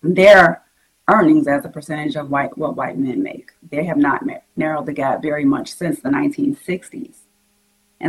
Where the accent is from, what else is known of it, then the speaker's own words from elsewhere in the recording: South Carolina, United States; I'm from South Carolina